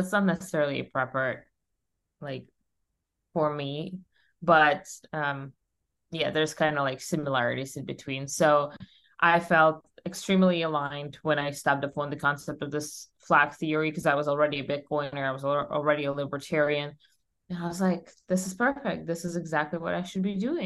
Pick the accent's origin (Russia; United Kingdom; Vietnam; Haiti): Russia; English is a second language; moved away as an adult; now in United States; I was born and raised in Russia, as you might guess. And when I was 21, I moved to the United States.